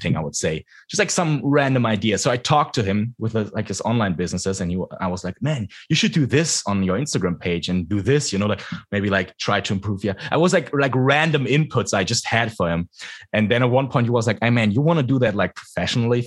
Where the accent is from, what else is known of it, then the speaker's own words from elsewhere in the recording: Frankfurt, Hesse, Germany; English is a second language; moved away as an adult; Frankfurt, my hometown